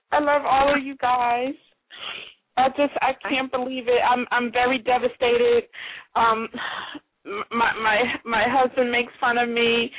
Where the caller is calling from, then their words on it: Philadelphia, Pennsylvania, United States; I'm calling from Philadelphia.